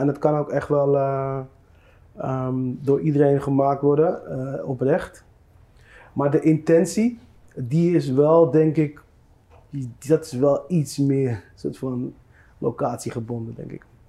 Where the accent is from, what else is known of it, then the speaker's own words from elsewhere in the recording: Netherlands; ik ben hier geboren in Nederland, ik ben 38 jaar oud.